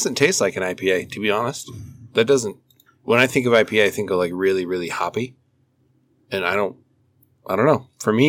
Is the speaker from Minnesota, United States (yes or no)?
yes; Minnesota, United States; moved away; because my dad – you know, we moved from Minnesota, and – of course, when you think Minnesota, it's automatically hockey, right?